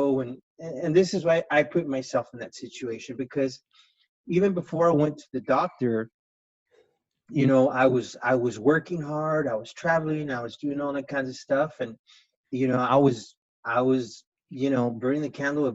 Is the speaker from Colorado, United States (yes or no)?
no; El Paso, Texas, United States; moved away as an adult; now in Phoenix, United States; I'm originally from Texas, from El Paso, and Sherry and Kathy and several other people, we knew each other since way back when, like 1989, 1988, in junior high through high school.